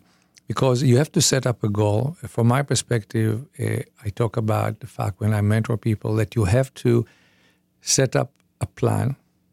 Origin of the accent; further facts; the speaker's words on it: Israel; So I was born in Israel. We were 9 people in one room with a shared kitchen.